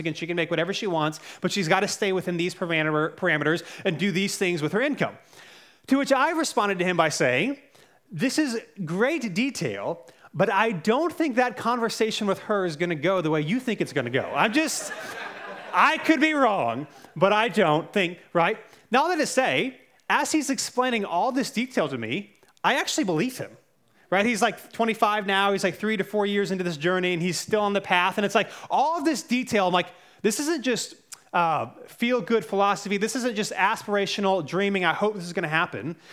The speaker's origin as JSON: {"language": "English", "town": "Cary", "region": "North Carolina", "country": "United States", "tie": "born or raised there", "also_born_or_lived": "Charlotte, North Carolina", "said": "We moved to Cary when I was around five"}